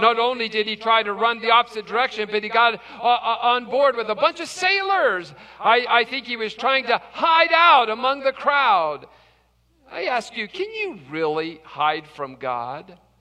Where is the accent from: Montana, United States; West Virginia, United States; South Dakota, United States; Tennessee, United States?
West Virginia, United States; I'm from West Virginia